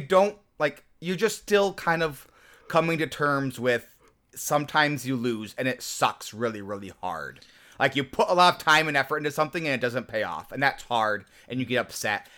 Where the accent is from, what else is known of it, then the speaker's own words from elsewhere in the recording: Nebraska, United States; I grew up in Nebraska